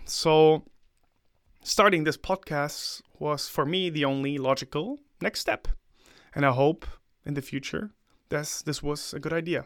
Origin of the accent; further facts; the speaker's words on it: Germany; also born or lived in China; to come back to my home country